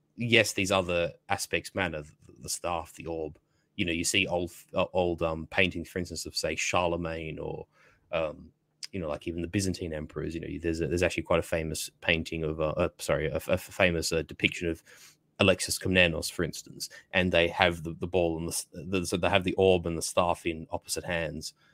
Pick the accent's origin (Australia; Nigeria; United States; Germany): Australia; I'm sort of British by a sort of extension, being an Australian